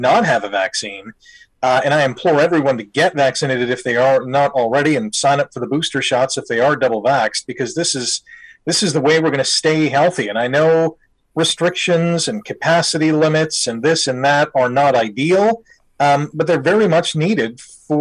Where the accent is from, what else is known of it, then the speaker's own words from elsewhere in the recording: Canada; being a Canadian